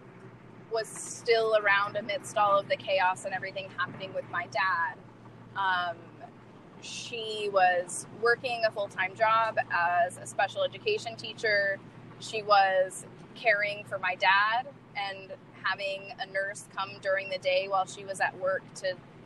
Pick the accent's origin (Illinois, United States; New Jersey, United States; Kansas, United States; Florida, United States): Kansas, United States; moved away; my hometown, which is a small town in Kansas